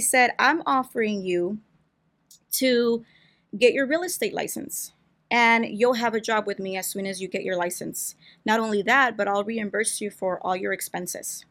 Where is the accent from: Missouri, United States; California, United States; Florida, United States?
California, United States; Brawley; I wasn't born here, but I was raised here